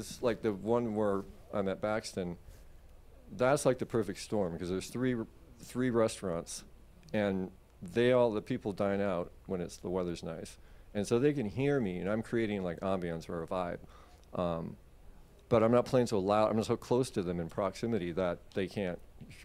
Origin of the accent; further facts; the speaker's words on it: West Coast, United States; moved away as an adult; also born or lived in Seattle / New Zealand; now in Florida, United States; I'm from the West Coast, but I moved here the 24th of 2020. I flew out of Seattle